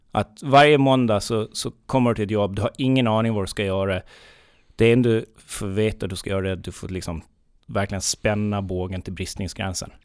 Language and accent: Swedish; near Visby, Gotland, Sweden; uppväxt i ett väldigt, väldigt litet eh, samhälle. En mil norr om Visby